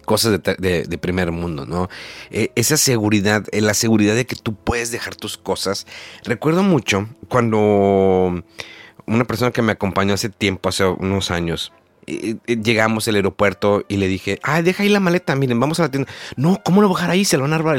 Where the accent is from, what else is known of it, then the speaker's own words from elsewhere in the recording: Mexico; moved away as an adult; now in Japan; soy de México